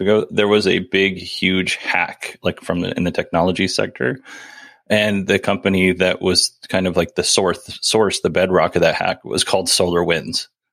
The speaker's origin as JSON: {"language": "English", "region": "Alaska", "country": "United States", "tie": "born or raised there", "said": "we grew up in Alaska, so it's a little different."}